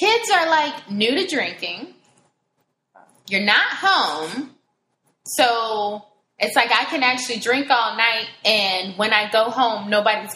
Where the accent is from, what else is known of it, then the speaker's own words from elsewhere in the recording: South Florida, United States; I'm from South Florida.